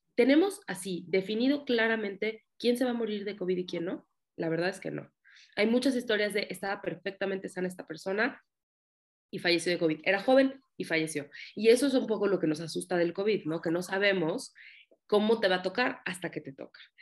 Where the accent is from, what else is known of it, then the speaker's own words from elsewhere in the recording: Mexico; soy psicóloga, soy de México